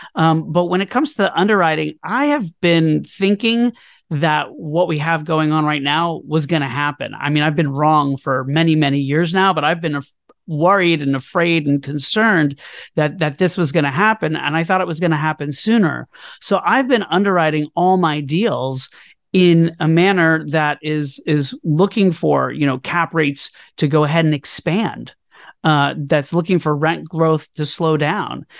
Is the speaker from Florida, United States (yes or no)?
yes; Orlando, Florida, United States; born or raised there; also born or lived in New York City; now in Brooklyn, New York, United States